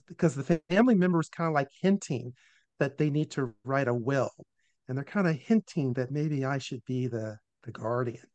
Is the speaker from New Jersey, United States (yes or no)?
no; Richmond, Virginia, United States; was born in Richmond, Virginia uh, in 1961, uh, in the capital of the Confederacy. And for the first eight years of my life, I lived in a, um, a world that was all Black